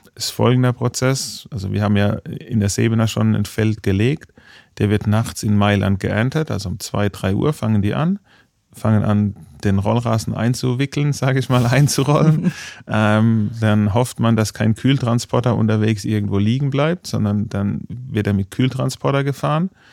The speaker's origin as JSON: {"language": "German", "region": "Baden-Württemberg", "country": "Germany", "moved": "yes", "lives_now": "Munich, Germany", "said": "ich komme zwar aus dem Badischen"}